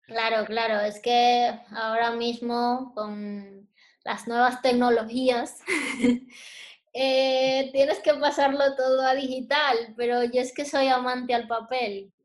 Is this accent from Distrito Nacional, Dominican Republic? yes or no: yes; Santo Domingo, Distrito Nacional, Dominican Republic; moved away as an adult; also born or lived in San Cristóbal, Dominican Republic; now in Spain; yo realmente nací en San Cristóbal, que es un pueblo que está cerca de Santo Domingo, pero realmente me crié en Santo Domingo, que es la capital de la República Dominicana